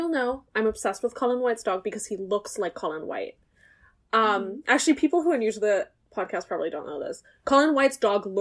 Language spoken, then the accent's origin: English; Germany; moved away; I grew up in Germany